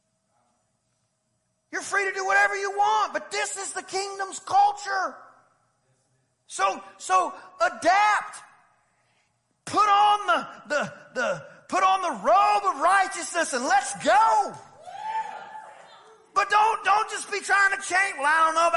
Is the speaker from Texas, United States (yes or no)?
yes; East Texas, United States; I'm from East Texas